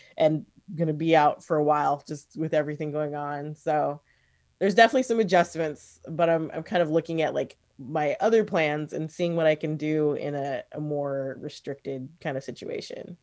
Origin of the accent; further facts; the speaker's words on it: the Northwest, Pacific Northwest, United States; also born or lived in New York / San Francisco / Seattle / Portland; we moved here when I was about five. So I've been here most of my life